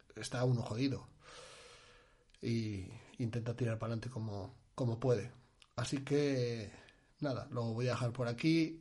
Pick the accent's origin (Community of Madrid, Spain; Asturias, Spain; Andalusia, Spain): Asturias, Spain; moved away as an adult; now in Albacete, Spain; soy de Asturias y en Albacete tengo familia